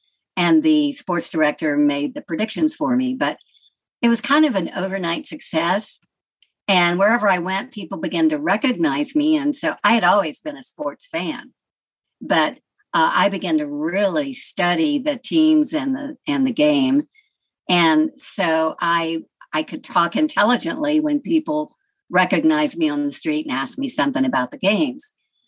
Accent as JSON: {"language": "English", "region": "Georgia", "country": "United States", "tie": "born or raised there", "accent": "Southern", "said": "I had a very Southern accent at that time, growing up near Atlanta, with a little bit of the Tennessee twang."}